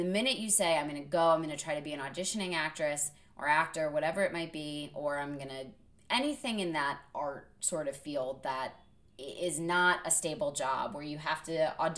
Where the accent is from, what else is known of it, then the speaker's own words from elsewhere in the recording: Connecticut, United States; also born or lived in Vermont; growing up in Connecticut as an only child, we lived close enough to New York City that my parents could bring me in on auditions.